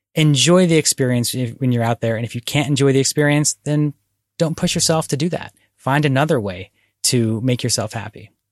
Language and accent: English; Philadelphia suburbs, Bucks County, Pennsylvania, United States; now in Oregon, United States; I was born here, but when I was growing up in the Philadelphia suburbs, there were not places to go hiking in Bucks County, Pennsylvania